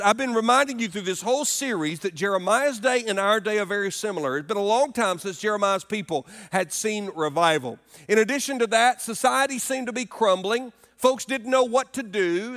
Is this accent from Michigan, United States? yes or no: no; Alabama, United States; moved away as an adult; now in Greenville, United States; our home state where I grew up in Alabama